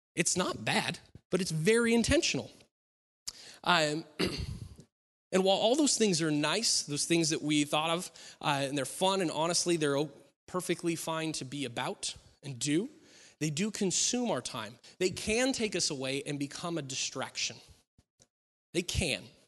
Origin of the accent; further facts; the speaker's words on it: Klamath Falls, Oregon, United States; moved away; I grew up in Klamath Falls